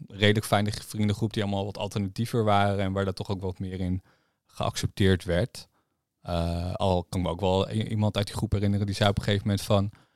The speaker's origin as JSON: {"language": "Dutch", "town": "Harderwijk", "region": "Gelderland", "country": "Netherlands", "said": "Ik kom natuurlijk uit Harderwijk"}